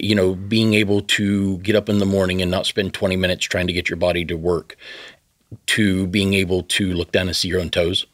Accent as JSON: {"language": "English", "region": "the South", "country": "United States", "tie": "born or raised there", "said": "I grew up in the South"}